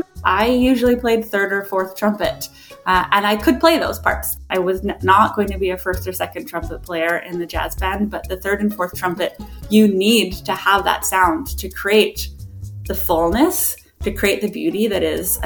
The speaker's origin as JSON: {"language": "English", "town": "White Rock", "region": "British Columbia", "country": "Canada", "tie": "born or raised there", "said": "I was born and raised in White Rock, British Columbia, which is about 45 minutes south of Vancouver."}